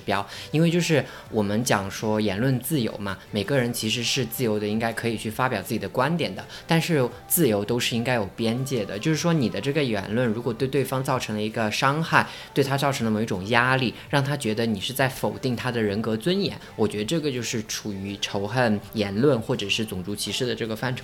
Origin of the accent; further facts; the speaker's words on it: China; now in London, United Kingdom; 因为我是中国人